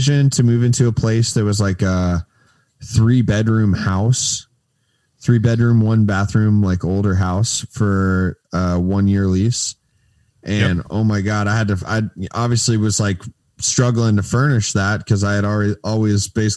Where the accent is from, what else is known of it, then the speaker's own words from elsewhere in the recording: Daytona Beach, Florida, United States; moved away as an adult; also born or lived in Tallahassee, Florida / Fort Lauderdale, Florida; now in Tampa, United States; I am from Daytona Beach area